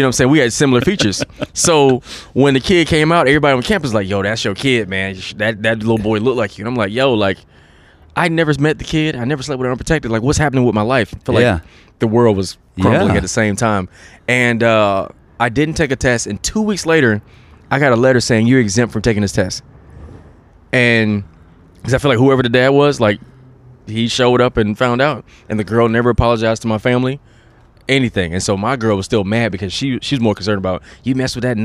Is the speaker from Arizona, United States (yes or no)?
no; South Carolina, United States; moved away as an adult; now in Los Angeles, United States; I'm from South Carolina. I was born in South Carolina